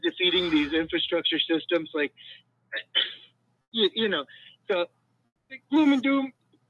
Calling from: Claremont, California, United States; from Claremont, California.

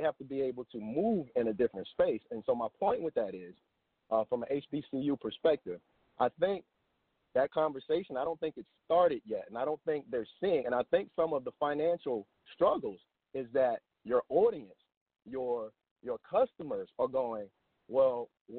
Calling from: Dallas, Texas, United States; Hey, good morning, Montoya. … I'm calling from Dallas, Texas.

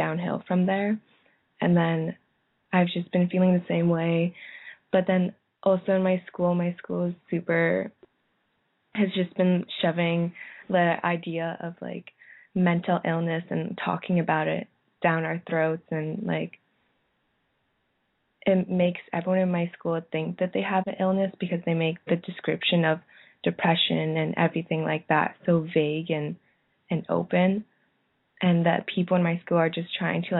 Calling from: Ottawa, Ontario, Canada; I'm calling from Canada.

